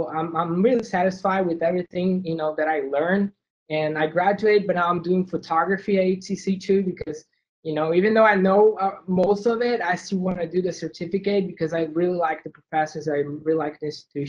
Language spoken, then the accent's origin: English; Brazil; moved away as an adult; I'm from Brazil, and I moved here in 2014